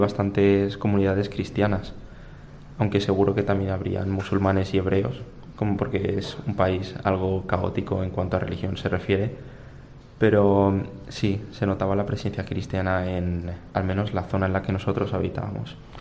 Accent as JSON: {"language": "Spanish", "town": "Torrent", "region": "Valencian Community", "country": "Spain", "said": "soy de Torrent"}